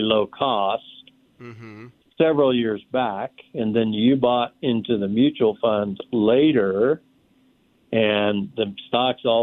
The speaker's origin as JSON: {"language": "English", "region": "Kansas", "country": "United States", "moved": "yes", "said": "I'm from Kansas originally."}